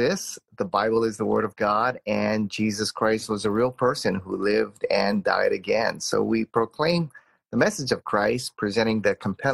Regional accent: Hawaii, United States; I grew up in Hawaii, which is kind of a pluralistic culture here

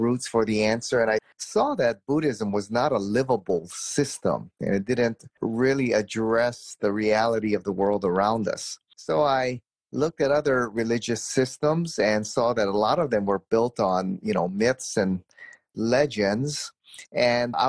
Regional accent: Hawaii, United States; I grew up in Hawaii, which is kind of a pluralistic culture here

